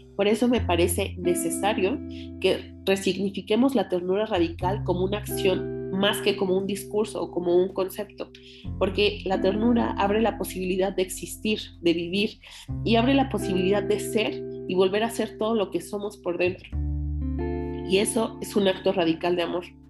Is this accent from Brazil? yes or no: no; Mexico; por la realidad que vivimos como mexicanas